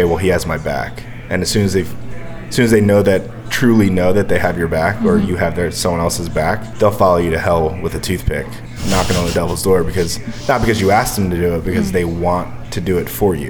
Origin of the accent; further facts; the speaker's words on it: Bristol, Pennsylvania, United States; moved away; also born or lived in California; I grew up in Bristol, PA, you know, on a Buckley Street